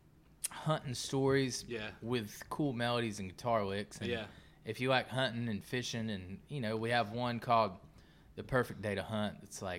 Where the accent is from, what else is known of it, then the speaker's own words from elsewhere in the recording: South Georgia, United States; I grew up in South Georgia